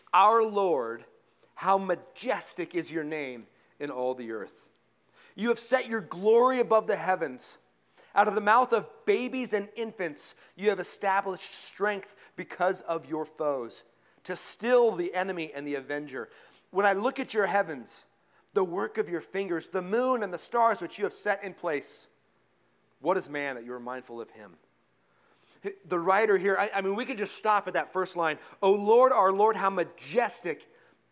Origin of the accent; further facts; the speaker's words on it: Colorado, United States; I grew up in Colorado